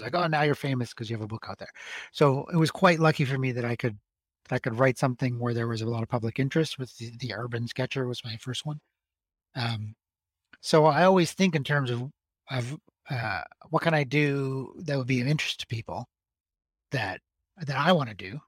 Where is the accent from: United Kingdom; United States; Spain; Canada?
Canada; Alberta; now in Montreal, Canada; Alberta, where I'm from